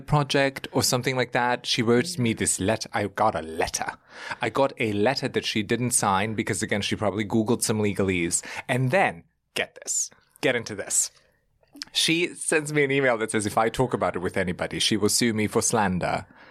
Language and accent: English; Germany; now in New York, United States; I grew up in Germany. We're very formal in the way that we communicate